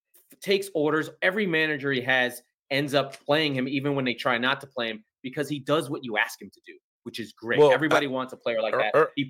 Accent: United States; As an American

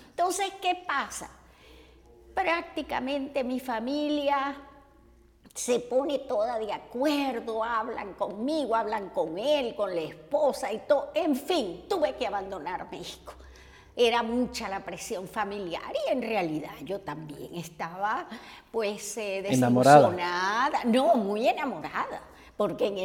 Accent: Caracas, Capital District, Venezuela; born there; muy jovencita me reclutaron para el teatro en, mi, en la capital, donde yo nací, en Venezuela. Esto fue en Caracas y estuve haciendo obras clásicas.

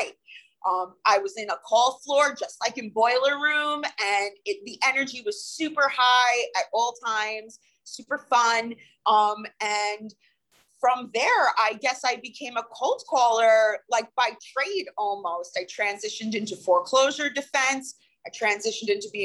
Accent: Long Island, New York, United States; also born or lived in New Jersey; I'm from Long Island. I'm originally a Jersey girl, but Long Island since 1994

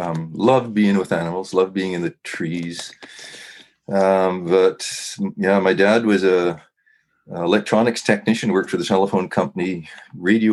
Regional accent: Kamloops, British Columbia, Canada; also born or lived in Chase, British Columbia / Salmon Arm, British Columbia; I grew up at Kamloops, British Columbia. That's Western Canada

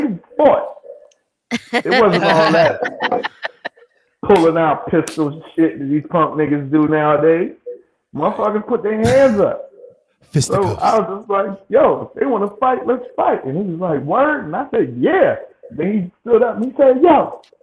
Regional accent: Jamaica; I'm Jamaican

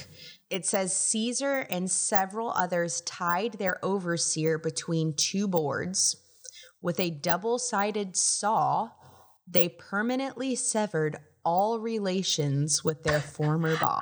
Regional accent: South Florida, United States; I am from South Florida and, you know, obviously grew up on the water going out to the keys

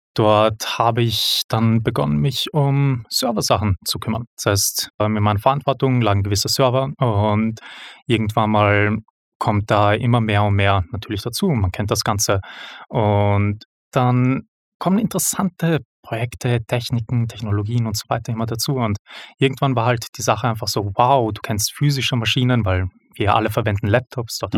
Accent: Vienna, Austria; moved away as an adult; now in Switzerland; ich komme aus Wien, nicht aus der Schweiz, hört man vermutlich bereits. Ähm, dort ursprünglich geboren und aufgewachsen

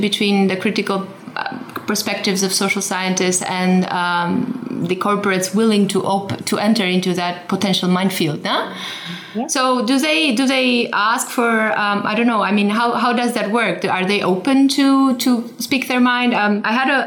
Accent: Romania; I'm originally from Romania, and I'm the first generation that was grew up after the fall of communism

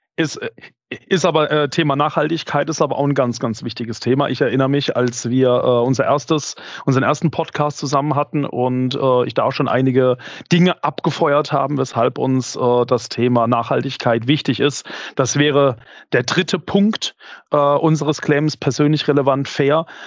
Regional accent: Karlsruhe, Baden-Württemberg, Germany; als Karlsruher

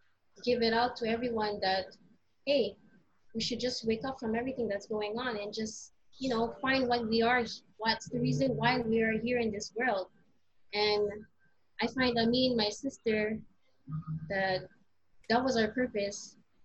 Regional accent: Philippines; Filipino Heritage Month is, for me, it's a way of embracing your culture, being Filipino.

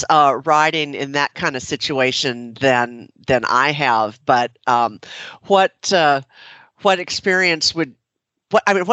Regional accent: Minnesota, United States; now in Tennessee, United States; I grew up in Minnesota. I'm in Tennessee now

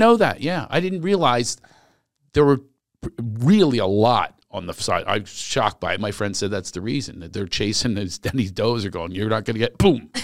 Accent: Philadelphia, Pennsylvania, United States; born or raised there

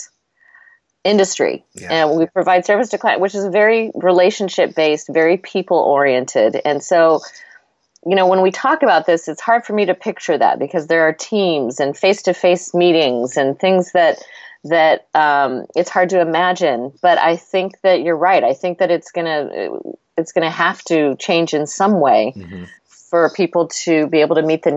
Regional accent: Portland, Oregon, United States; moved away; I'm from Portland, so I have family there.

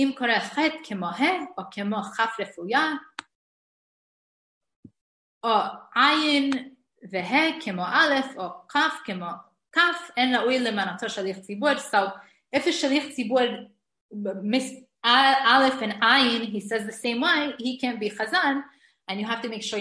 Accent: New York City, New York, United States; now in Israel; I grew up in the Syrian community in Brooklyn

